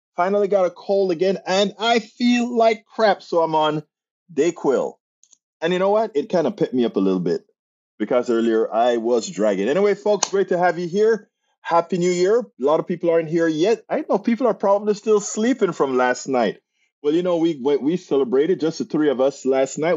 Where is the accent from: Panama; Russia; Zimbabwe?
Panama; I'm from Central America, Panama